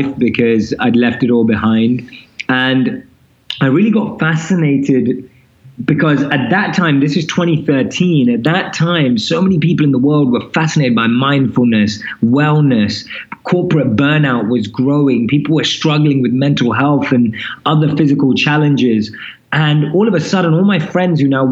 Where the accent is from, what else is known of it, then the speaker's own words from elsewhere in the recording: London, United Kingdom; moved away as an adult; also born or lived in India; now in New York City, United States; So I'm born and raised in London, as you can probably tell from my accent.